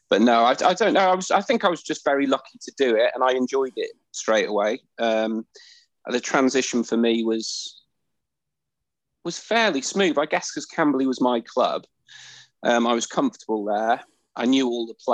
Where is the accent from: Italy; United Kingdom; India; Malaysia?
United Kingdom; Wrexham, Wales; I started judo when I was 5 years old at Wrexham Judo Club.